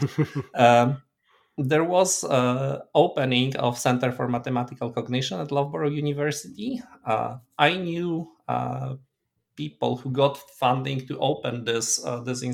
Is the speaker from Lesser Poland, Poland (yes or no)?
yes; Krakow, Lesser Poland, Poland; moved away; I was born in Krakow itself, and then was commuting to high school there